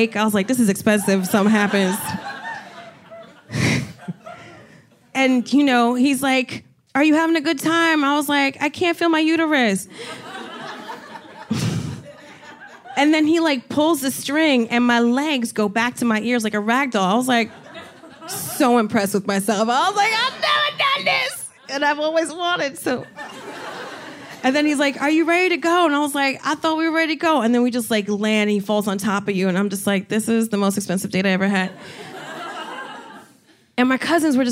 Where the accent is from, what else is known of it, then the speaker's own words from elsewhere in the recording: New Jersey, United States; Even when I was like 10 years old, I'm from Jersey. I would go to Six Flags with friends